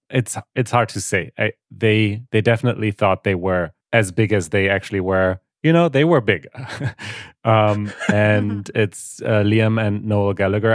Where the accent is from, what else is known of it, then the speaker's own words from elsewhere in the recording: Germany; English is a second language; I'm from Germany, born and raised in Germany, though I'm half Polish